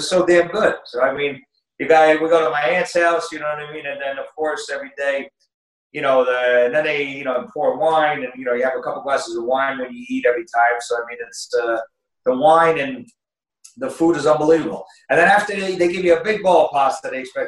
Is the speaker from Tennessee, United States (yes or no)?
no; New Jersey, United States; moved away as an adult; now in Italy; I grew up in New Jersey, and New Jersey